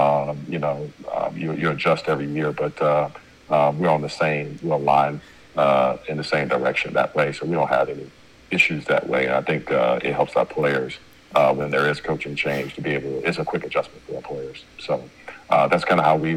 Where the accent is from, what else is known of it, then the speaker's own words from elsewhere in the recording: Chicago, Illinois, United States; now in Ypsilanti, United States; I'm from Chicago originally